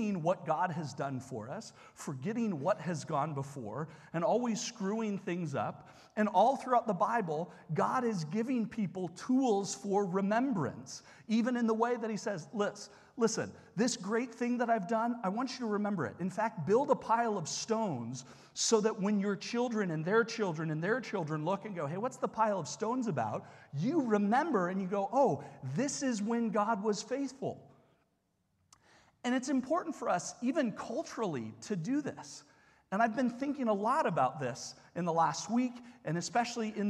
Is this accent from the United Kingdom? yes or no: yes; England, United Kingdom; moved away; where I grew up in England and wearing the poppy every year